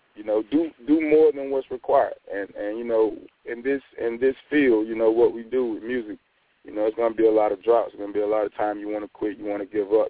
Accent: Douglas, Georgia, United States; My hometown, which is Douglas, Georgia.

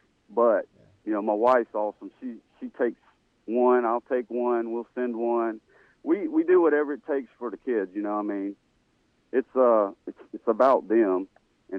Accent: Louisiana, United States; growing up in Louisiana

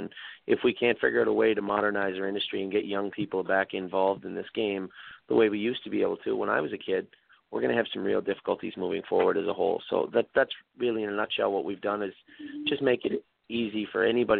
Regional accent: Prince Edward Island, Canada; moved away as an adult; I moved from Prince Edward Island with my brother Mark to Windsor, Ontario to work for Mike MacDonald.

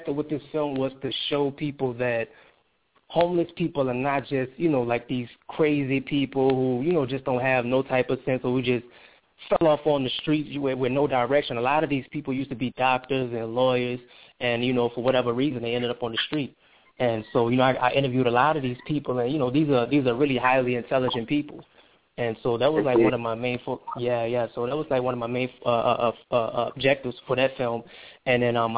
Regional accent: New Orleans, Louisiana, United States; I'm from New Orleans

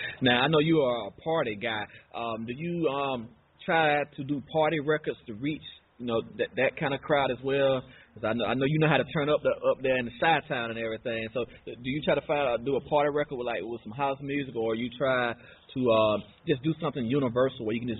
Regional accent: Chicago, Illinois, United States; moved away; we are from Chicago, but we happen to move down south.

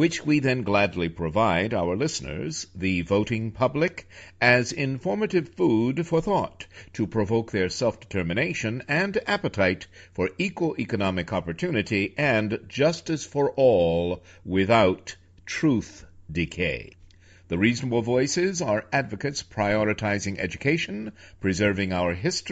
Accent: New York City, New York, United States; moved away; Greater New York City area, my hometown

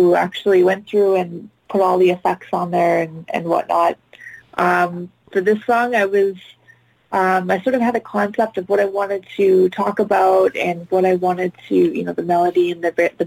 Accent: Vancouver, British Columbia, Canada; So I grew up in Vancouver, Canada. So I'm Canadian

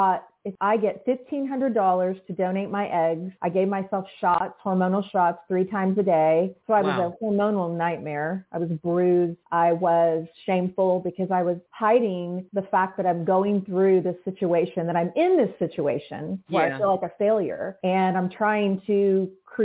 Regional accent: Oklahoma City, Oklahoma, United States; I'm from Oklahoma City

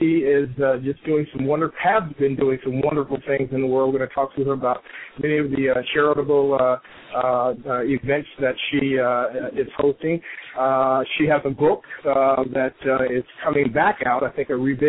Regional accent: Chicago, Illinois, United States; Chicago, my hometown, born and raised

